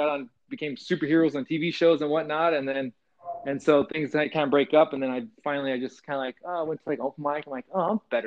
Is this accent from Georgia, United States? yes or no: no; California, United States; growing up in California